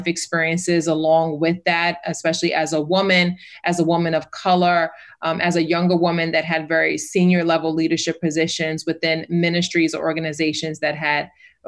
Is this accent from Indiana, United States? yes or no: no; New York City, New York, United States; I am from New York City.